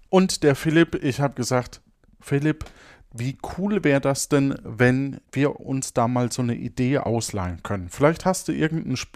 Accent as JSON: {"language": "German", "region": "Zanzibar", "country": "Tanzania", "tie": "born there", "also_born_or_lived": "Bombay", "said": "ich erblickte am 5. September 1946 im damaligen Sultanat Sansibar das Licht der Welt. 1946. Ja. Also 1946 geboren in Sansibar."}